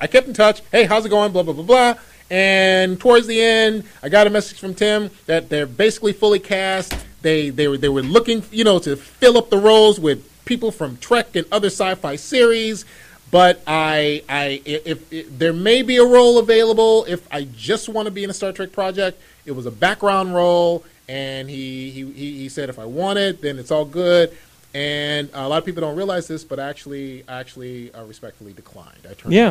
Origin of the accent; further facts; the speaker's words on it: California, United States; I moved from the San Francisco Bay Area.